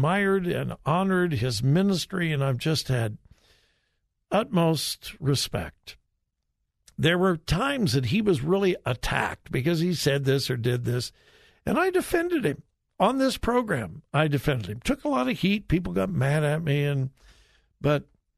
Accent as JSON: {"language": "English", "region": "Southern California", "country": "United States", "tie": "born or raised there", "also_born_or_lived": "Florida / Wichita, Kansas", "moved": "as an adult", "said": "I grew up in Southern California"}